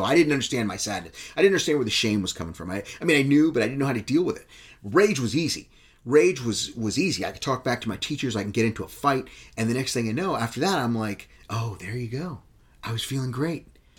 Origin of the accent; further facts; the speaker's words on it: Texas, United States; I'm a vegetarian, but I'm still from Texas.